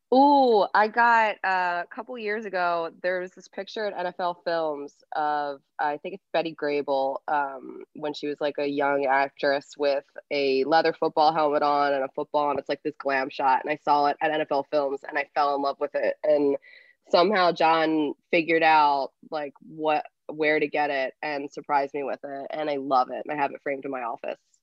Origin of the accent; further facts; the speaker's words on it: outside Philadelphia, Pennsylvania, United States; I grew up outside of Philly, um, like 45 minutes outside